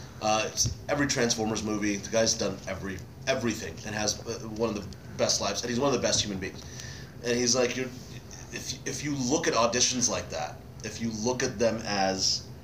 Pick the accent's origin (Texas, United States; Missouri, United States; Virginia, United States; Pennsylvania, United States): Texas, United States; Dallas; moved away; I'm from Dallas.